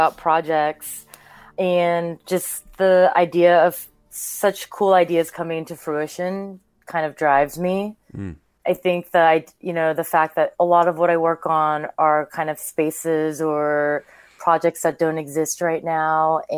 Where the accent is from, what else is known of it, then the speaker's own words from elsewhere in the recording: California, United States; also born or lived in Seoul, South Korea; I grew up in California